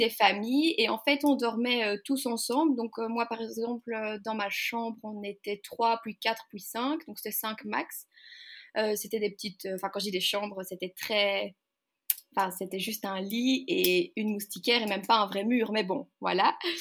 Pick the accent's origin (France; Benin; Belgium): Belgium; Waterloo, Wallonia; je viens de Belgique, donc euh, du côté de Bruxelles, enfin pour ceux qui connaissent Waterloo